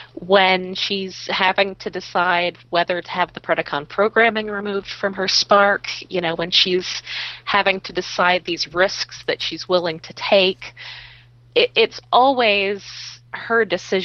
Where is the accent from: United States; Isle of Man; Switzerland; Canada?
United States; Bronx, New York; because, you know, I'm also from the Bronx.